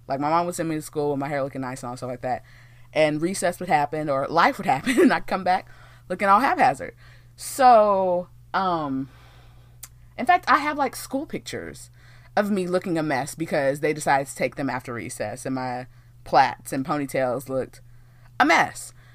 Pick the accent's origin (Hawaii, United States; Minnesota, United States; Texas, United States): Texas, United States; born and raised here in Texas